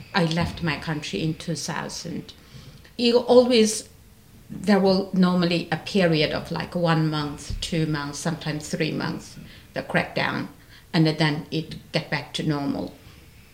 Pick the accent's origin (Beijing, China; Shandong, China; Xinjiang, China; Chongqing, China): Xinjiang, China; Ghulja; moved away as an adult; I was in Gulja, in my hometown, in February 1997